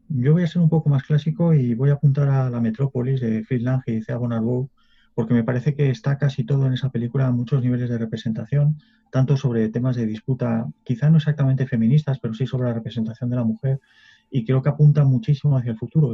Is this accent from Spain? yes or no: yes; Spain